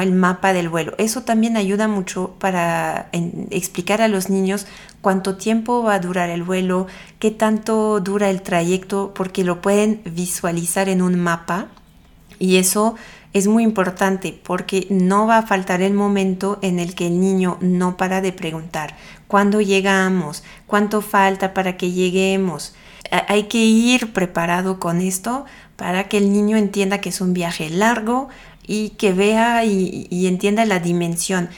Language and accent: Spanish; France; accent: French; Spanish is a second language; moved away; Yo soy francesa, como tal vez lo pueden escuchar con mi acento